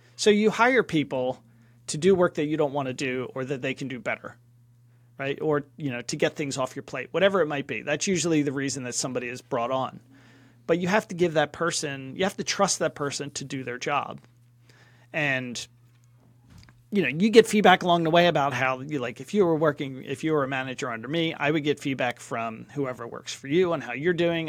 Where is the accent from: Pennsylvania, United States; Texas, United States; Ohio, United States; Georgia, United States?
Pennsylvania, United States; Philadelphia; moved away as an adult; also born or lived in California / Atlanta; now in London, United Kingdom; I grew up in Philadelphia